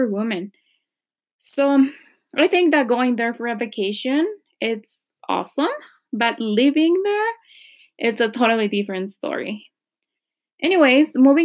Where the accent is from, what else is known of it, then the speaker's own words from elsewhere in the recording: Mexico; moved away as an adult; now in Canada; I am originally from Mexico.